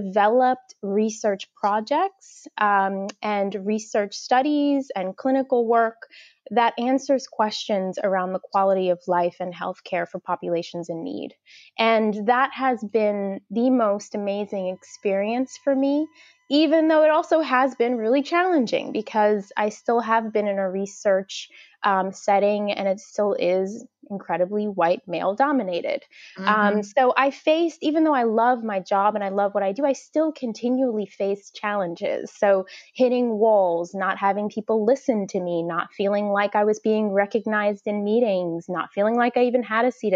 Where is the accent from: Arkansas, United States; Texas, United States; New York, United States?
New York, United States; New York City; I was actually born and raised in the projects in Gravesend, Brooklyn, which is near to Coney Island